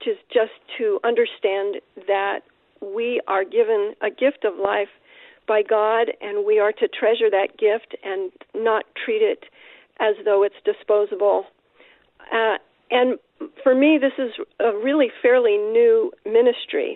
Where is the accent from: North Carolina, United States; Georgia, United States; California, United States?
California, United States; San Francisco; now in Sebastopol, United States; I was born and raised in San Francisco, and I currently live about an hour north in Sebastopol